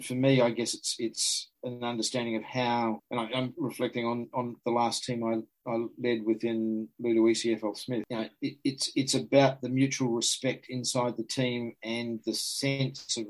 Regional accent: New Zealand; I was from New Zealand

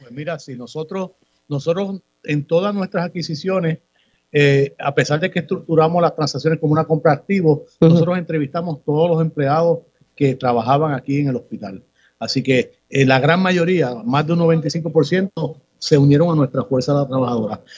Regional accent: Ponce, Puerto Rico; Yo soy ponceño, nací en Ponce, he vivido toda mi vida en Ponce

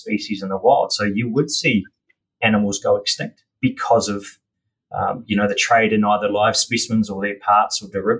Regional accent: Auckland, New Zealand; I grew up in the mighty Tamaki Makaurau, out east. In East Auckland, and that's where I went through

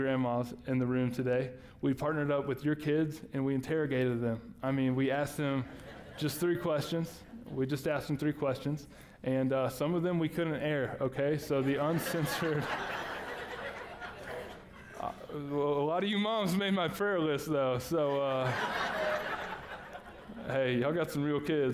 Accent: Texas, United States; we're from Texas, so I call my grandma Mama

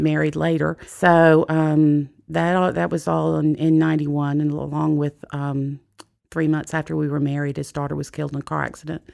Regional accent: Jacksonville, Florida, United States; I was, I was born in Jacksonville, Florida

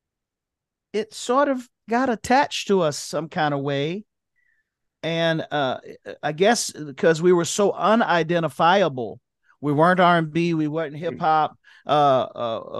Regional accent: Miami, Florida, United States; I'm from Miami

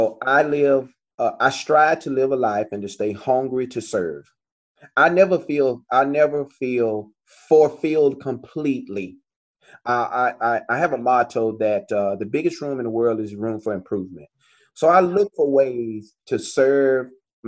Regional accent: Longview, Texas, United States; now in Dallas, United States; my hometown of Longview

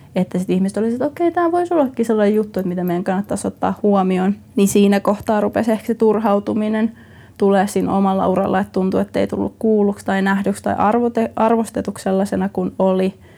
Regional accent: Finland; also born or lived in Jyväskylä / Orimattila / Lahti / United States; me kasvettiin Lahdessa, Jyväskylä, Orimattila-alueella

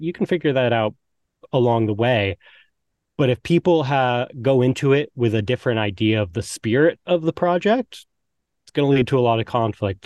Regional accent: Maine, United States; I'm from Maine

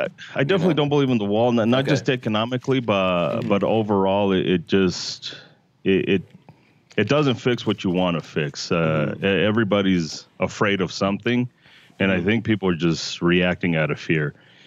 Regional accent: Denver, Colorado, United States; Yeah, I was born and raised here in Denver, but we did have to go back to Mexico.

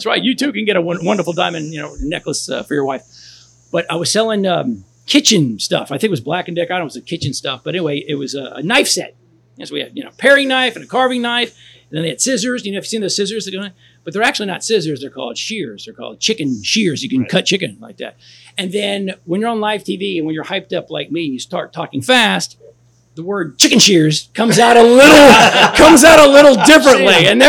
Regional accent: Texas, United States; Yeah, growing up in Texas, you got to have boots.

